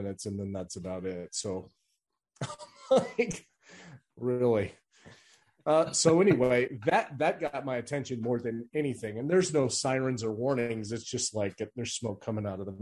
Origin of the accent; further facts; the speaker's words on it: Phoenix, Arizona, United States; moved away; also born or lived in Owatonna; I grew up in Phoenix